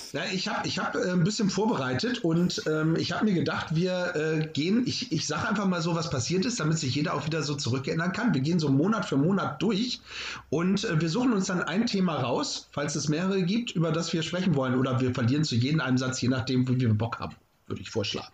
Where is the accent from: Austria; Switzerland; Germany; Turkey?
Germany; Northern Germany; hier bei uns im Norden